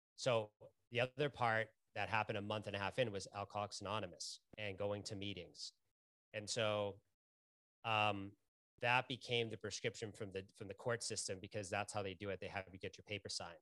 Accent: Lowell, Massachusetts, United States; I grew up in Lowell, Massachusetts

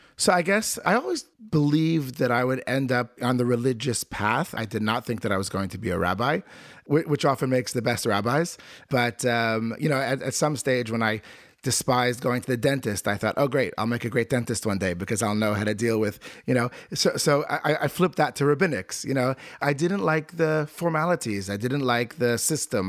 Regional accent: Norma, New Jersey, United States; also born or lived in Vineland, New Jersey; I, uh, was born in a small town in New Jersey. Most people wouldn't have heard of it. It's called Norma, New Jersey.

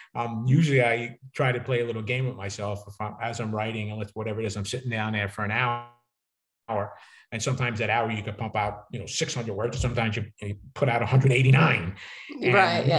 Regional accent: New York City, New York, United States; accent: New York; people from Brooklyn, I grew up with a lot of colorful characters, who had their own language, right? The street language and people talk, and I still can't get rid of my New York accent

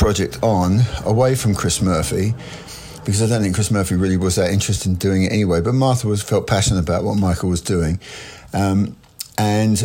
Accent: England, United Kingdom; being English

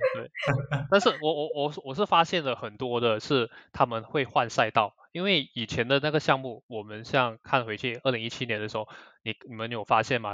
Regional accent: Malaysia; 我们马来西亚这边

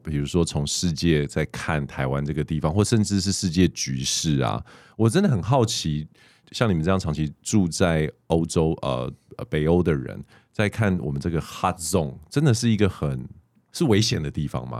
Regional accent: Canada; born there; moved away; 因为你知道，我们就是好啊，就是反正这种 A B C C B C，我们从加拿大回来的，就会觉得在这个地方有我们的优势，语言上面，然后世界观上面，交朋友上面，在这个地方太舒服了

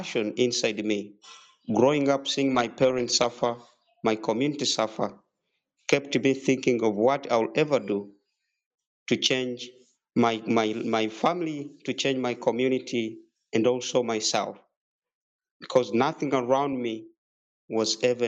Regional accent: Pallisa, Eastern Region, Uganda; I was born and raised in Uganda in a district called Palisa from a very humble family

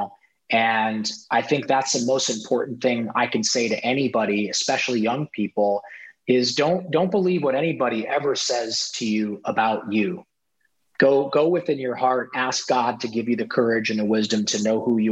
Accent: Ohio, United States; moved away; I grew up in Ohio, in a rural town in Ohio.

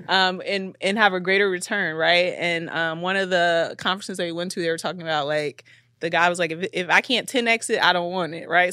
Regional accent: Chicago, Illinois, United States; we're both from Chicago, so we know the city

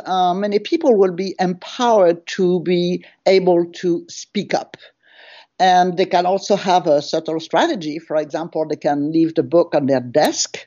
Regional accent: France; accent: French; English is a second language; moved away as an adult; now in United States; my French accent, even after 30 years in the United States.

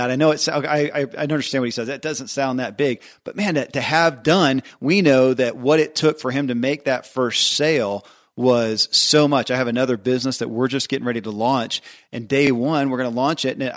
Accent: Kentucky, United States; born or raised there

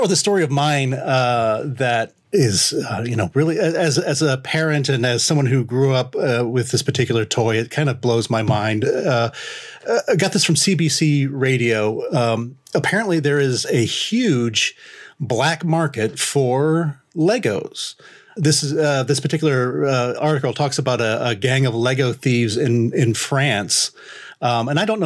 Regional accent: Lima, Ohio, United States; moved away; my hometown of Lima, Ohio

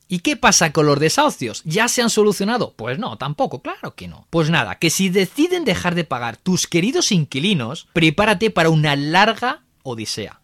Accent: Spain; somos el país de la Unión Europea

